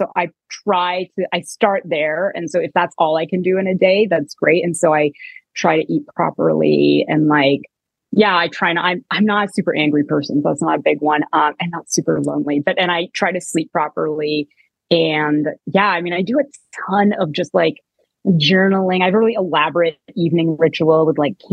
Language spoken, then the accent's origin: English; Canada; moved away; I'm Canadian